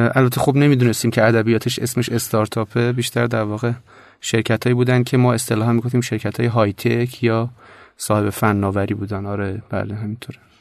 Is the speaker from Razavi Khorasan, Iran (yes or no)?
no; Tehran, Tehran Province, Iran; خلاصش میشه که بچه تهرانم جنوب شهر تهران